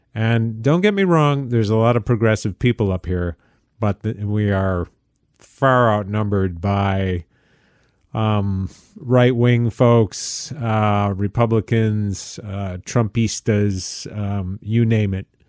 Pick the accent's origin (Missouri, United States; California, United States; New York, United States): New York, United States; upstate; I am a New Yorker, but I am not a downstate New Yorker.